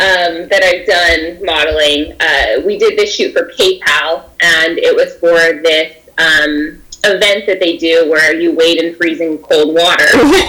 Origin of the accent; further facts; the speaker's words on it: Pocatello, Idaho, United States; moved away as an adult; now in Portland, United States; I was born and raised in Pocatello, Idaho